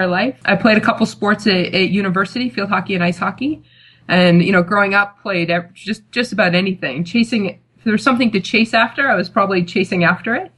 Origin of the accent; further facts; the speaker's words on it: United States; also born or lived in Loughborough; I am American